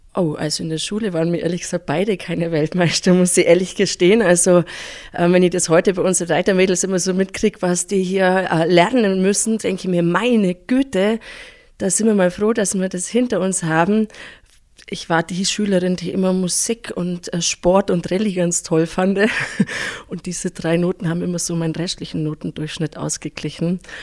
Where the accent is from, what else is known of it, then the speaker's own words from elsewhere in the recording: Pfronten, Bavaria, Germany; Ich bin aufgewachsen in Fronten.